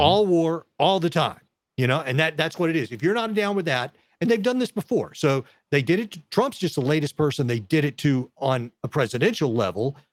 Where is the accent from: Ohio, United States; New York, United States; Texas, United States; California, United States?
Texas, United States; I'm a guy from Texas